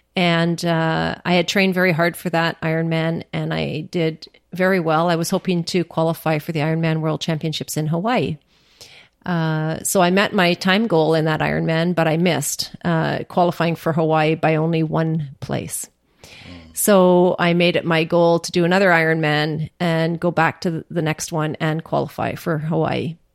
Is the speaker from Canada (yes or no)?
yes; Churchill, Manitoba, Canada; now in Ottawa, Canada; 1962 when I was born in Churchill.